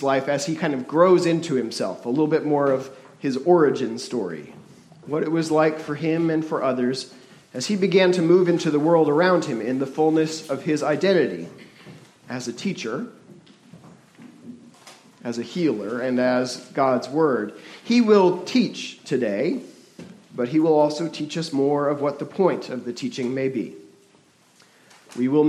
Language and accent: English; New Haven, Connecticut, United States; moved away; In the city I grew up in, New Haven, Connecticut